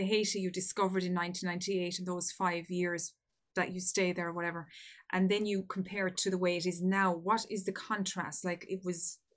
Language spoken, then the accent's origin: English; Ireland; I'm from Ireland